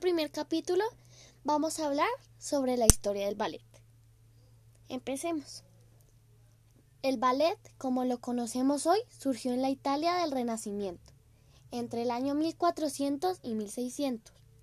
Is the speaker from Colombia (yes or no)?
yes; Colombia; soy de Colombia